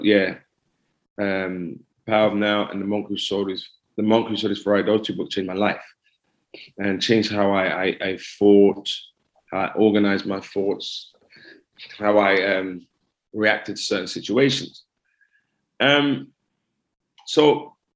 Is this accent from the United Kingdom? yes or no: yes; England, United Kingdom; I was born in England